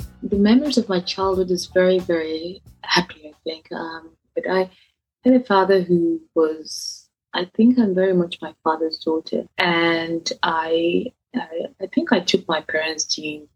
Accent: Benin City, Edo, Nigeria; moved away as an adult; also born or lived in east of Nigeria; now in United Kingdom; I'm from the east of Nigeria, where Igbos, even though I was born and raised in Benin, and I came to the UK for my university

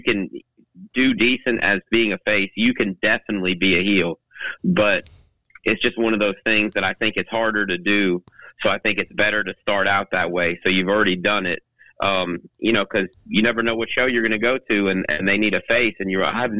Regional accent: Southampton, New York, United States; accent: New York; I'm not from Brooklyn. I'm from Southampton. It's pretty. it's a beach town

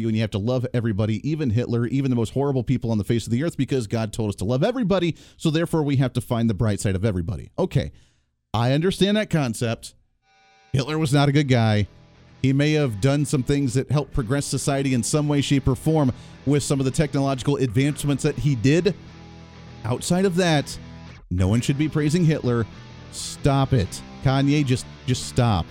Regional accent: Colorado, United States; moved away; I went to high school in Colorado. I grew up in Colorado.

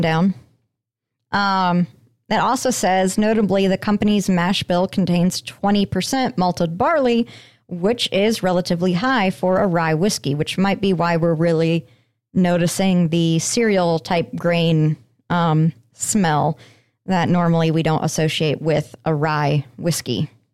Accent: Colorado, United States; I grew up in Colorado

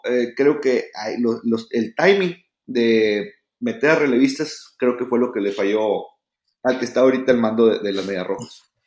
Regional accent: Mexico; uno como mexicano

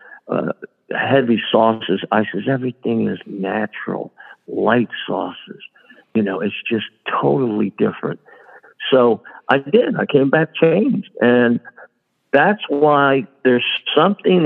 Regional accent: Fairfield, New Jersey, United States; also born or lived in Newark, New Jersey / Bloomfield, New Jersey; I was born in Newark. We moved to Bloomfield. Then we settled in Fairfield

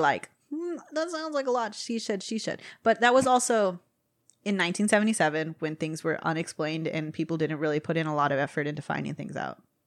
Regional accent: Texas, United States; we're all from Texas

